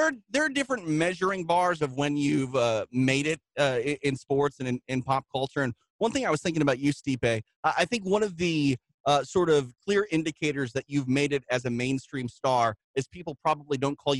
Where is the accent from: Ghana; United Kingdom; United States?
United States; Midwest; I grew up in the Midwest.